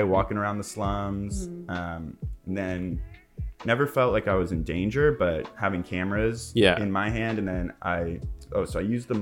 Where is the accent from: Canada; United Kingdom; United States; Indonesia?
United States; Los Angeles, California; I'm like coming from West